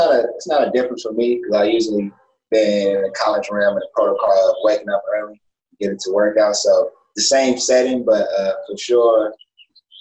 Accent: Pasadena, California, United States; growing up where I grew up in Pasadena, California

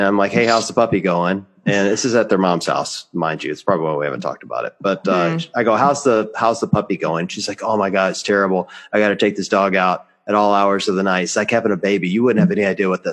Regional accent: Mississippi, United States; moved away; my parents live in Mississippi because I'm a Southerner.

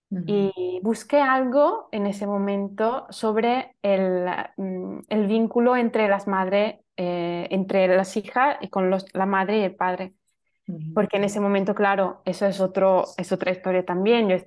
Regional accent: Italy; Spanish is a second language; soy italiana.

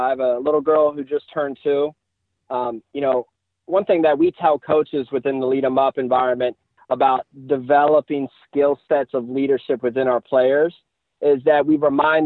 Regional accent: Maryland, United States; I am a Maryland guy, born and raised

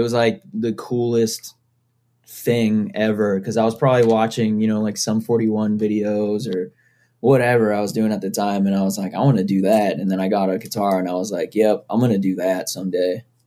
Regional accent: Foxborough, Massachusetts, United States; I grew up in Foxborough, Massachusetts

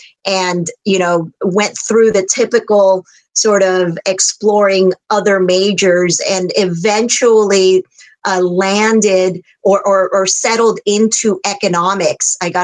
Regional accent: San Francisco Bay Area, California, United States; also born or lived in Philippines; I grew up in the Bay Area, immigrated from the Philippines, grew up in the Bay Area

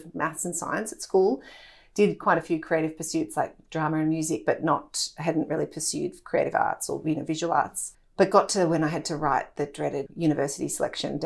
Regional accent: Melbourne, Victoria, Australia; also born or lived in London / Germany; I grew up in Melbourne and had the fortune of living in Europe as a child

